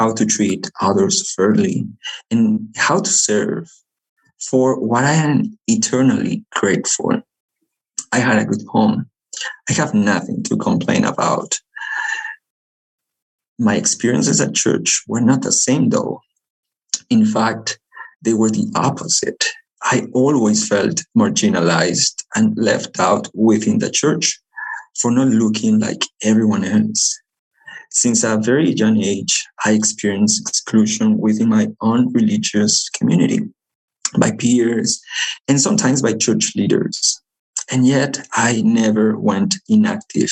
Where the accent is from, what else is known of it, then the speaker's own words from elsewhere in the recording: Lima, Peru; English is a second language; moved away as an adult; also born or lived in Chile; now in Utah, United States; I am originally from Lima, Peru, but has lived in Utah for the last 5 years already because of college